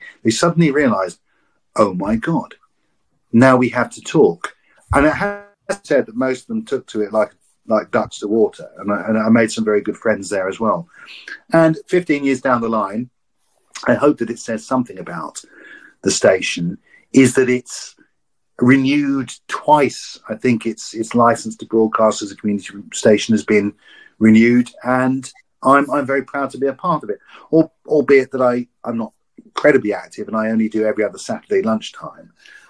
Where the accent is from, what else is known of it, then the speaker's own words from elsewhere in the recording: Maldon, East of England, United Kingdom; now in Exeter, United Kingdom; when I came from Maldon, which is a small town, when I came to Exeter